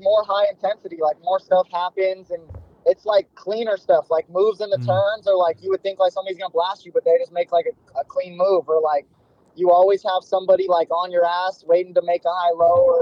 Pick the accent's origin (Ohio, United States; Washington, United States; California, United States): California, United States; Santa Clarita; moved away; also born or lived in Texas; I grew up in a place called Santa Clarita